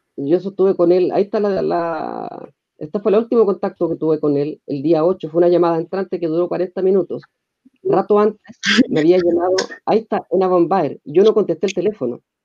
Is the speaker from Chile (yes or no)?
yes; Chile; como chilenos